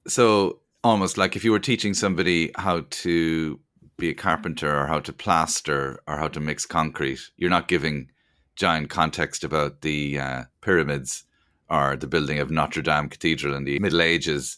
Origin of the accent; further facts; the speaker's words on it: Cork, Munster, Ireland; we're both from Cork